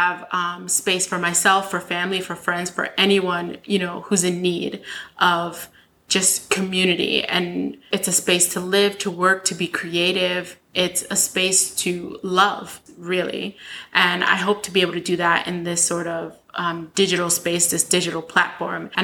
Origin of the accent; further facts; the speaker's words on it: New York City, New York, United States; I'm from Brooklyn